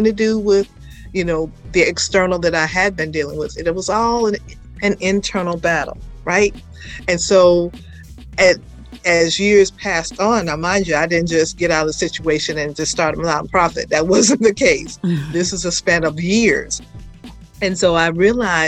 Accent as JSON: {"language": "English", "town": "Atlanta", "region": "Georgia", "country": "United States", "tie": "born or raised there", "said": "I am a native Atlantan, believe it or not. I am literally from Atlanta Public Schools"}